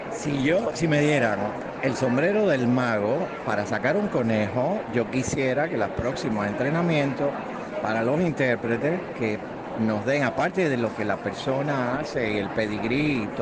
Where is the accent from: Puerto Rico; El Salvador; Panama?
Puerto Rico; also born or lived in Cuba; now in Connecticut, United States; Yo soy de Puerto Rico porque me considero puertorriqueño de San, como decir, de corazón, pero soy cubano de nacimiento porque de Cuba pues llegamos a Puerto Rico. Vivo en Connecticut